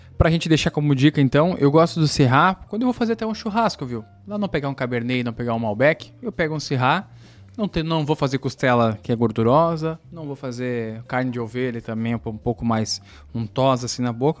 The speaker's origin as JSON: {"language": "Portuguese", "region": "Rio Grande do Sul", "country": "Brazil", "said": "como sou gaúcho"}